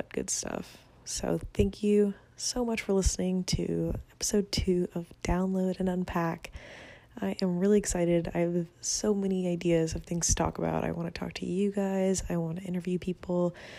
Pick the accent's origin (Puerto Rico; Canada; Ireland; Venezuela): Venezuela; English is a second language; now in United States; I'm not from this country. I'm from Venezuela. I'm recording this in the US.